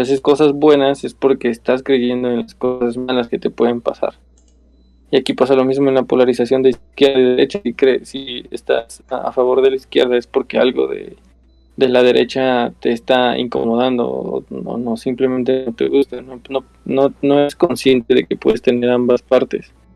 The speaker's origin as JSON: {"language": "Spanish", "country": "Mexico", "said": "nuestra definición como mexicanos"}